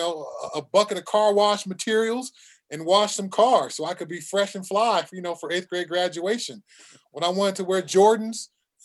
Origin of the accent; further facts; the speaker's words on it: Southern California, United States; when I was a kid growing up in Southern California